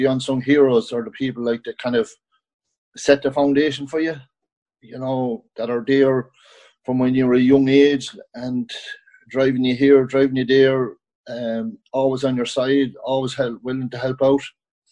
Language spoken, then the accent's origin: English; County Kildare, Ireland; moved away as an adult; also born or lived in New York / West Cork; I grew up in Kildare, played with the club Eadstown